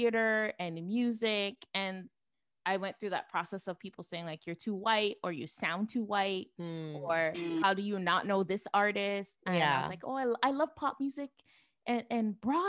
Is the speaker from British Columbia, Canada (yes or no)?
no; Toronto, Ontario, Canada; also born or lived in Ajax, Ontario; I grew up in Toronto until I was 13